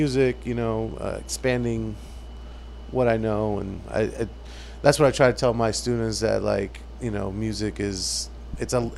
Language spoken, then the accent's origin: English; South Florida, United States; moved away as an adult; now in Jacksonville, United States; I came from South Florida.